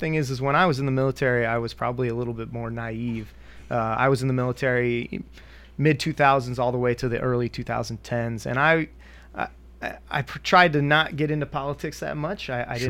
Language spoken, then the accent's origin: English; Finger Lakes area, central New York, United States; moved away as an adult; now in Murfreesboro, United States; Originally, I'm from New York, a dairy farm town up in central New York in the Finger Lakes area.